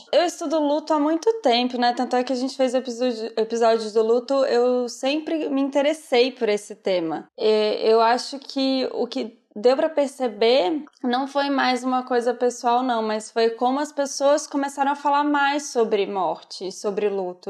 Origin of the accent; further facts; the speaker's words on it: Brazil; moved away as an adult; Eu vivo a realidade do Brasil porque sou brasileira